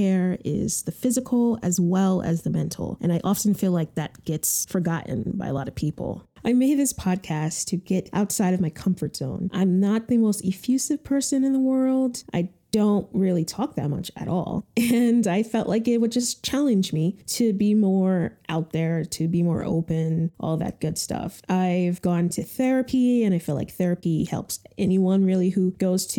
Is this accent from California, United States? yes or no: no; Connecticut, United States; moved away as an adult; also born or lived in New York City; I'm originally from Connecticut, and after Connecticut, I went to New York City for college